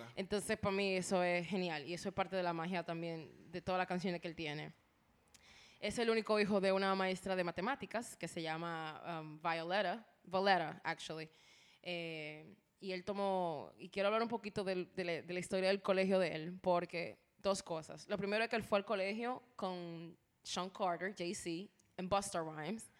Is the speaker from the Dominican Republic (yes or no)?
yes; Dominican Republic; como buen dominicano